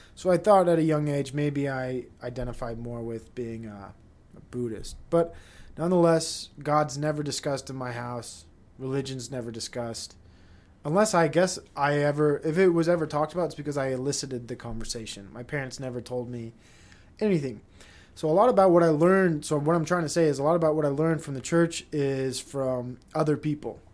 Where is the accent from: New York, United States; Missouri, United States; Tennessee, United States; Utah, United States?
Utah, United States; Provo; I'm a Provo kid, and I am Mormon